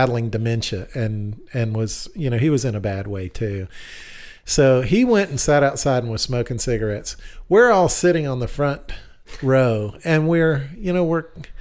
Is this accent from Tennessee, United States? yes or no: yes; East Tennessee, United States; I was raised in Tennessee, East Tennessee.